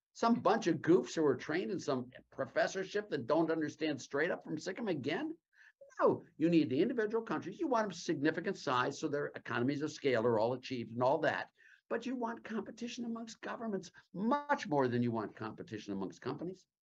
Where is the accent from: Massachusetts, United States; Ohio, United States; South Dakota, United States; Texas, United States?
Ohio, United States; Cleveland; also born or lived in Youngstown, Ohio; I lived in Cleveland. When I was a kid, Lake Erie